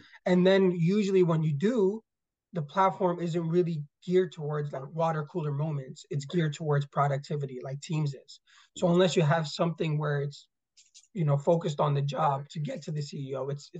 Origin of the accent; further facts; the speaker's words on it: Iskenderun, Hatay, Turkey; born there; So I was born in Turkey, so Iskenderun, Turkey, which actually last, you know, a couple of months ago was really impacted by the earthquake there.